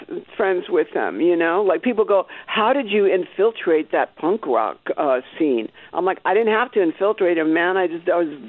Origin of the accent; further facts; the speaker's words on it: Algiers, Louisiana, United States; born there; and I was born in Algiers, Louisiana, and my father was killed in Montgomery, or actually Troy, Alabama.